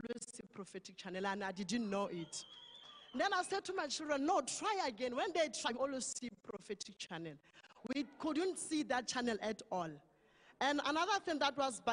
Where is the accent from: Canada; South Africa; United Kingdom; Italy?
South Africa; Limpopo; moved away; I come from Western area. I originate at Limpopo